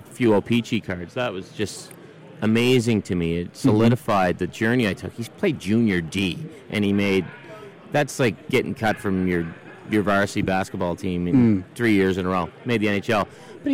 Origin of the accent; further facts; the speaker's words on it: East Coast, Canada; Because I grew up on the East Coast.